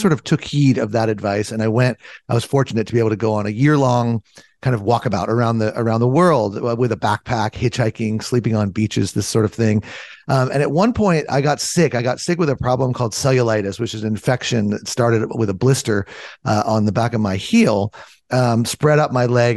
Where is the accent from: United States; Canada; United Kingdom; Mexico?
United States; Southern California; I grew up in Southern California